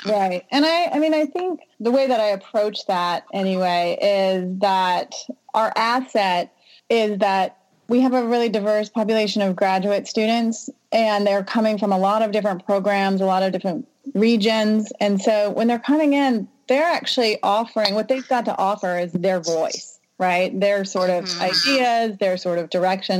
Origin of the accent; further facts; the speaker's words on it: Southern Louisiana, United States; moved away; I'm from Southern Louisiana